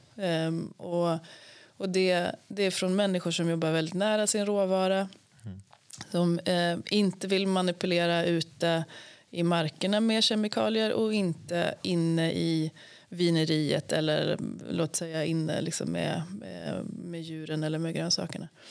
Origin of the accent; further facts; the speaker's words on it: Sweden; vi svenskar